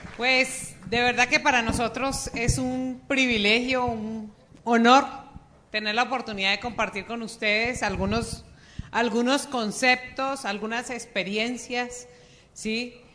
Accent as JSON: {"language": "Spanish", "region": "Bogotá", "country": "Colombia", "tie": "born or raised there", "moved": "as an adult", "lives_now": "Cali, Colombia", "said": "Yo soy bogotana, nacida en Bogotá."}